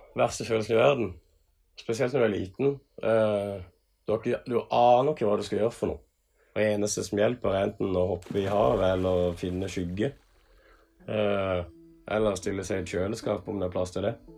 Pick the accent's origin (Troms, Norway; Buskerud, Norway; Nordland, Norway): Buskerud, Norway; Kongsberg; i 1997 så ble jeg født eh, på Kongsberg sykehus